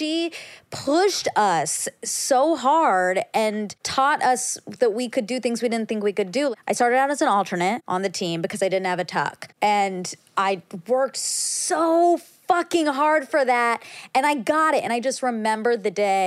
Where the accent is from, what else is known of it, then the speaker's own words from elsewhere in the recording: Duluth, Georgia, United States; I grew up in Duluth, Georgia, and I went to Duluth High School